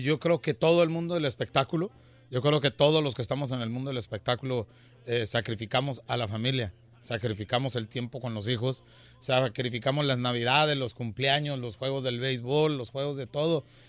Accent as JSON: {"language": "Spanish", "country": "Mexico"}